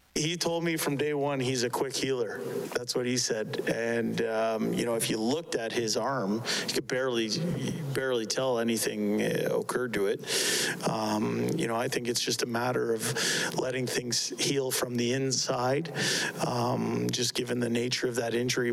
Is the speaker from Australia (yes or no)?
no; Canada; as a Canadian